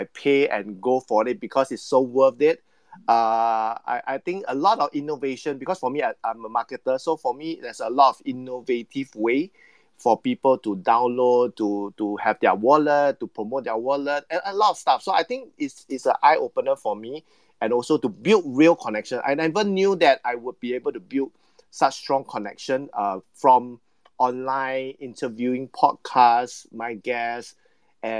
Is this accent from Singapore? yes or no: yes; Singapore; being a Singaporean